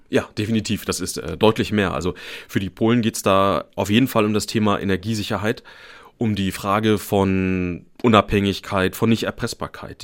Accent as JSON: {"language": "German", "town": "Schwerin", "region": "Mecklenburg-Vorpommern", "country": "Germany", "tie": "born or raised there", "said": "ich bin in Schwerin aufgewachsen"}